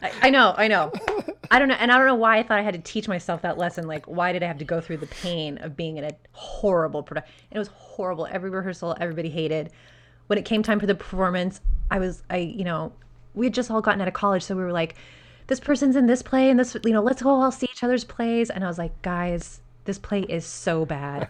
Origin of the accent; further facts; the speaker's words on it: Albuquerque, New Mexico, United States; moved away; I'm originally from Albuquerque, New Mexico